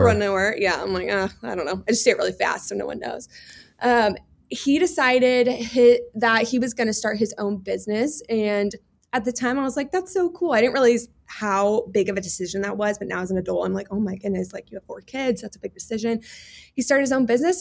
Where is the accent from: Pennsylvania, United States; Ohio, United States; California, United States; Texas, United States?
Texas, United States; Houston; I grew up in Houston, Texas, the sweatiest place because we have really high humidity